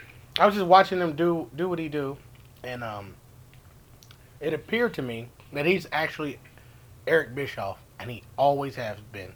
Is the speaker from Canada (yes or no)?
yes; Canada; No, but you're right. I'm Canadian. Just saying.